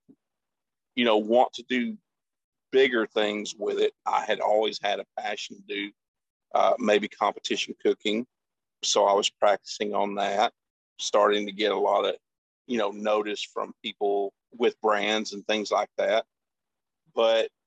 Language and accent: English; Longview, Texas, United States; I grew up in the Longview, Texas area